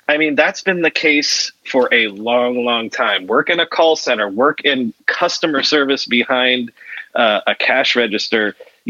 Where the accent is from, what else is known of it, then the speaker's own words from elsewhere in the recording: Florida, United States; I was born in Florida